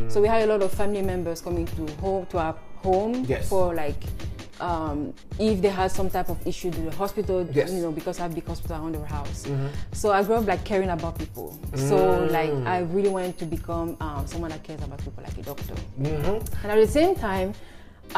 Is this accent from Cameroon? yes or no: yes; Cameroon; moved away as an adult; also born or lived in Ivory Coast / Morocco / Oklahoma, United States; now in Washington, United States; I was born and raised in Cameroon